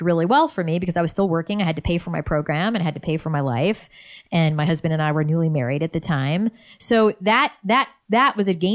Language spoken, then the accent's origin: English; New York, United States; moved away as an adult; also born or lived in Boston / Los Angeles; I was a cynical New Yorker